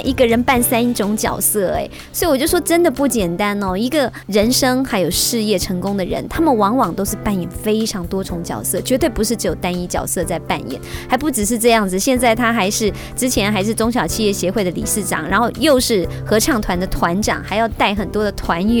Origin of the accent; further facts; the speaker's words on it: Taoyuan, Taiwan; 特别是身为台湾人，